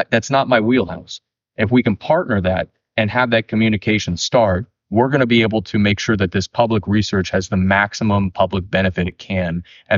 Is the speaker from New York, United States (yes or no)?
no; California, United States; I grew up in Tuolumne County, but I went down there for a few years.